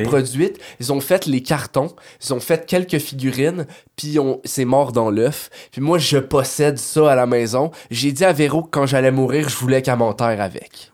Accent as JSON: {"language": "French", "country": "Canada", "said": "on vient du Canada"}